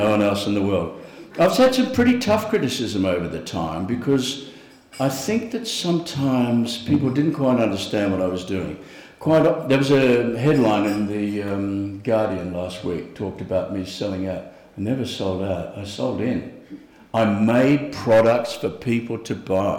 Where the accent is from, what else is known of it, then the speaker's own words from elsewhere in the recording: Australia; as an Australian artist